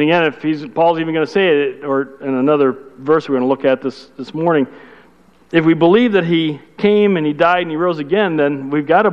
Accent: Chicago, Illinois, United States; I'm from Chicago

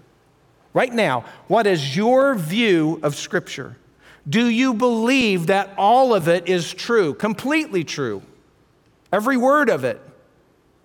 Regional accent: Colorado, United States; I'm from Colorado

